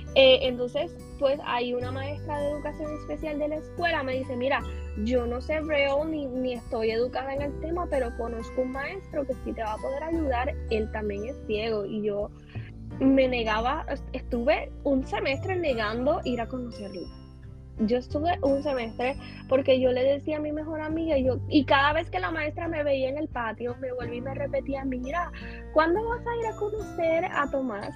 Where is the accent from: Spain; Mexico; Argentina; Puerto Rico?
Puerto Rico; San Germán; en mi caso que soy de San Germán